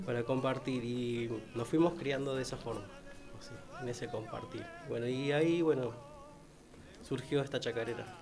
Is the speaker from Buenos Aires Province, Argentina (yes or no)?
yes; Villa Fiorito, Buenos Aires Province, Argentina; also born or lived in Rafael Calzada; nací en Villa Fiorito, viví en la villa muchos años, me crié ahí